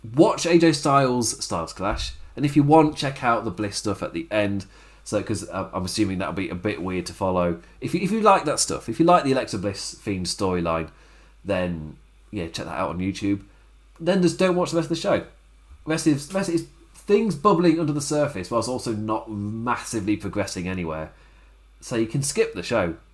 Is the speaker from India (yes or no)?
no; England, United Kingdom; I'm saying this as an English person in lockdown